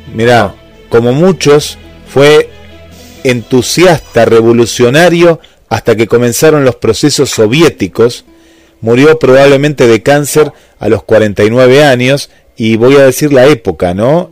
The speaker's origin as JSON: {"language": "Spanish", "country": "Argentina", "said": "aquí de, nuestro país"}